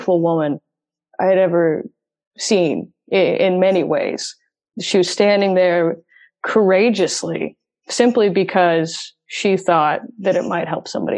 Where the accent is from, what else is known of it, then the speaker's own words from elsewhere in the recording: St. Louis, Missouri, United States; moved away as an adult; now in Nashville, United States; I'm from St. Louis, and when I was living in St. Louis, I didn't tell anyone I was diabetic. And then I moved to Nashville